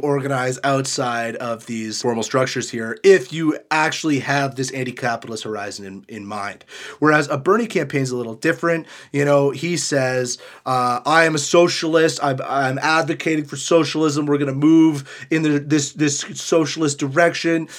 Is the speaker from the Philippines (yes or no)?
no; Canada; as a Canadian